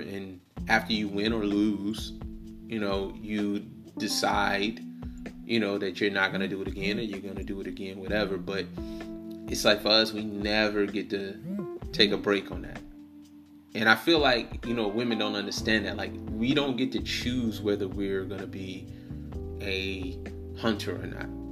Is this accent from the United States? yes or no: yes; Detroit, Michigan, United States; I'm from I'm from Detroit.